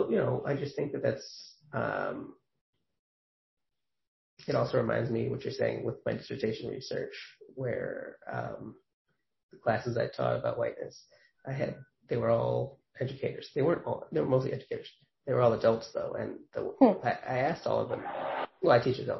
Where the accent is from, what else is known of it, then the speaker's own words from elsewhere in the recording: New York, United States; I know I'm from New York